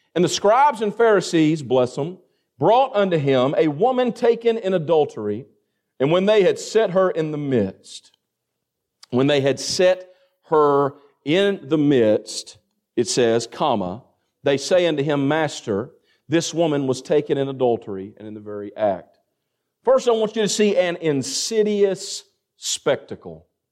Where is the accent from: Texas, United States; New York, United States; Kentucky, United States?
Kentucky, United States; Greene County; Where I come from, I mean, I'm surrounded by cornfields, and a lot of y'all know what that's like. Amen. And in Greene County, Kentucky, my graduating class, we had one hundred and eight students.